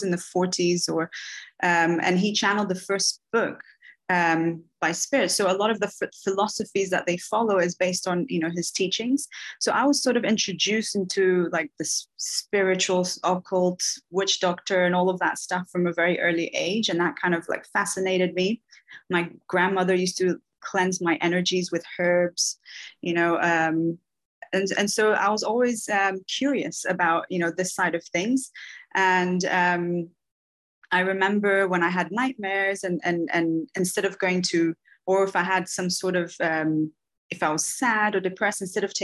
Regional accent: Bahia, Brazil; moved away; So I'm from Bahia

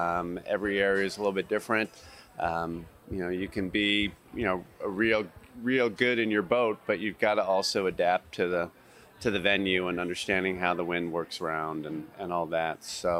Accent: Los Angeles, California, United States; I grew up in Los Angeles, but Los Angeles is massive.

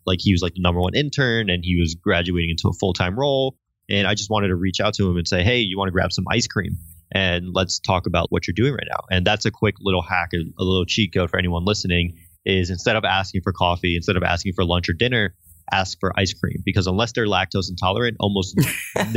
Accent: Connecticut, United States; moved away; hey, I'm from Connecticut.

